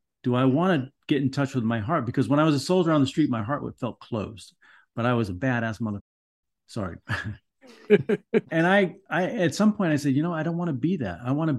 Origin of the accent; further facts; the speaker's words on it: Los Angeles, California, United States; I grew up in Los Angeles in Van Nuys, you know, where there was riots, there were people were beating up on everybody.